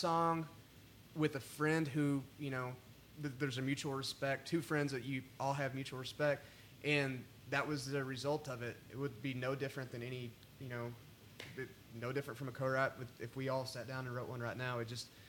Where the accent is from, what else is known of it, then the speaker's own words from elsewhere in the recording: Lubbock, Texas, United States; moved away as an adult; also born or lived in College Station, Texas; now in Nashville, United States; I've always said how proud I am to be from Lubbock